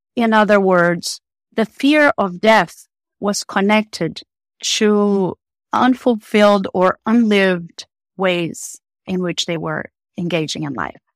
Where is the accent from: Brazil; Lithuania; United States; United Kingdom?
Brazil; moved away as an adult; I am originally from Brazil